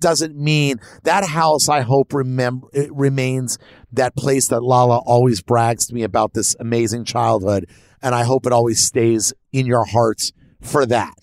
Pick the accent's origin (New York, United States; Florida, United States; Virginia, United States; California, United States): Florida, United States; Miami; I grew up in Miami.